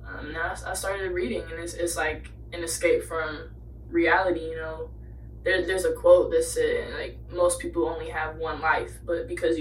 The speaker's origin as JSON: {"language": "English", "town": "Nashville", "region": "Tennessee", "country": "United States", "tie": "born or raised there", "said": "I've moved so many places. You know, I grew up in Nashville."}